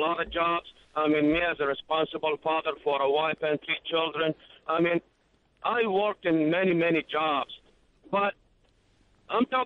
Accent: Baghdad, Baghdad Governorate, Iraq; English is a second language; moved away as an adult; now in Jacksonville, United States; I'm from Baghdad, Iraq

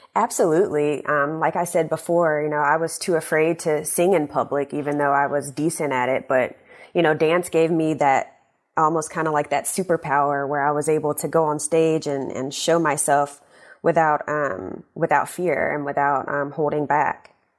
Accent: Shreveport, Louisiana, United States; moved away as an adult; also born or lived in New York; now in Washington, United States; my hometown of Shreveport

